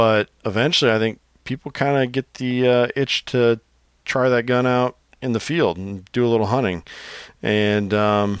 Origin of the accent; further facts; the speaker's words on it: Illinois, United States; growing up in Illinois